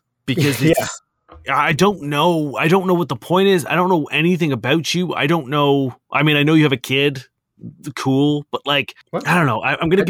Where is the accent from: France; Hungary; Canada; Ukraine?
Ukraine; now in Lithuania; I'm from Ukraine, living and working in Lithuania for now.